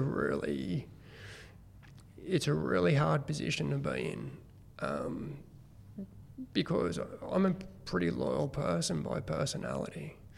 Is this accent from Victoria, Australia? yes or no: no; Killcare, New South Wales, Australia; I actually grew up at Kilcare, which is, um, well, back then it was a really small uh, community